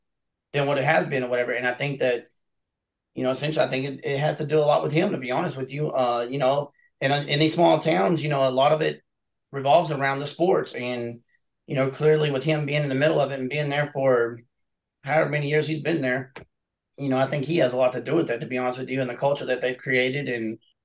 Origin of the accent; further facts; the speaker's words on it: Abbott, United States; Yeah, you know what it is? It's a real tight-knit community, you know, very family-oriented and whatnot.